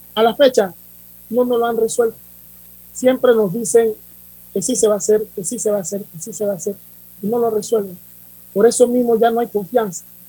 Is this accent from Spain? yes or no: no; Panama; como panameños